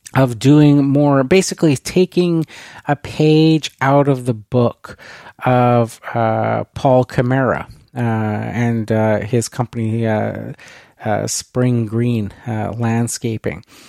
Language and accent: English; Canada; being Canadian